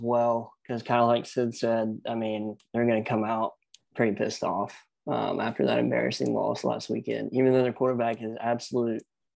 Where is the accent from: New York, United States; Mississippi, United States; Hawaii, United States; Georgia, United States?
Georgia, United States; Macon; Mercer, my hometown team.